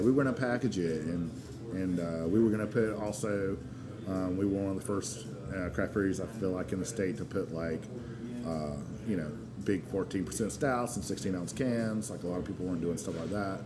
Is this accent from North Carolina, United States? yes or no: yes; Asheville, North Carolina, United States; also born or lived in Edinburgh, Scotland; we moved to Asheville when I was only two months old, so I've been in North Carolina ever since